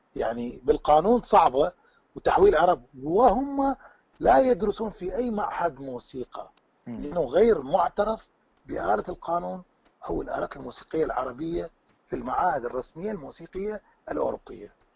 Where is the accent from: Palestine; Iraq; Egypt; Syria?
Iraq; accent: Iraqi; also born or lived in Tunisia; now in Belgium; احنا نقول باللهجه العراقيه